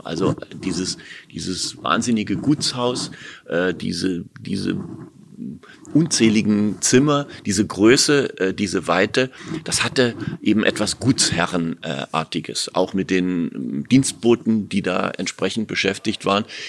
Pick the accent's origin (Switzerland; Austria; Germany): Germany; Berlin; als Berliner Ferienkind